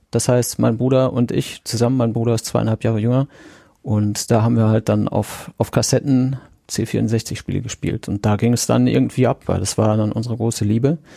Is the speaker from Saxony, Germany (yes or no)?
no; Siegen, North Rhine-Westphalia, Germany; born there; geboren bin ich in Siegen, das hatten wir schon, und das ist äh, am 30. Juni 1976 gewesen.